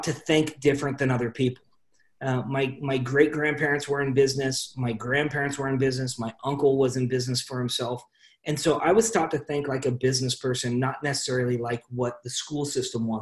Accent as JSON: {"language": "English", "town": "Salem", "region": "Oregon", "country": "United States", "tie": "born or raised there", "said": "I grew up in Salem, Oregon, small town"}